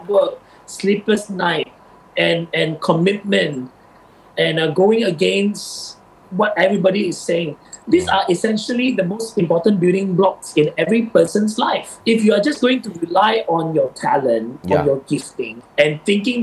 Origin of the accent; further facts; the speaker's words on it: Sabah, Malaysia; I grew up in Sabah